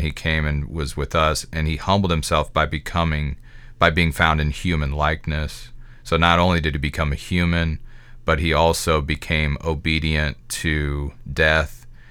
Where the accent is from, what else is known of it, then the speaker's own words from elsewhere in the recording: Midwest America, United States; I can only speak as an American. That's my context, a Midwest American.